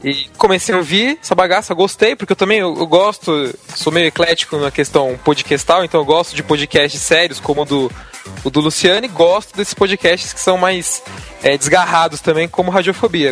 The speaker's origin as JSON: {"language": "Portuguese", "region": "São Paulo", "country": "Brazil", "said": "Eu sou de São Paulo, capital, na Zona Lost"}